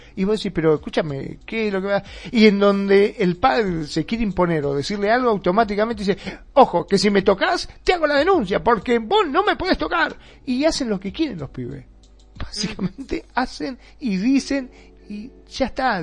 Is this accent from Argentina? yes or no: yes; Mar del Plata, Buenos Aires Province, Argentina; acá en Mar de Plata, de donde soy yo